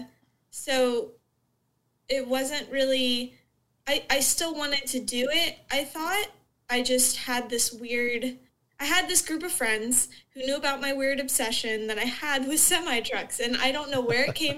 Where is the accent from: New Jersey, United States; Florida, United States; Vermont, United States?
Florida, United States; Southwest; I grew up in Southwest Florida, so I grew up in kind of a bubble